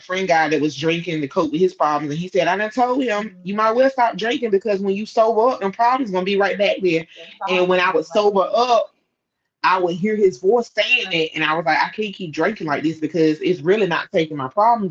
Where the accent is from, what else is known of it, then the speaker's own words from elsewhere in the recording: Scotland Neck, North Carolina, United States; moved away as an adult; now in Raleigh, United States; my hometown Scotlandette